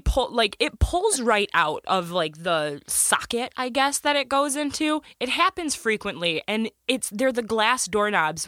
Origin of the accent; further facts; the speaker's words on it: Michigan, United States; we're from Michigan, snow is a pretty normal thing.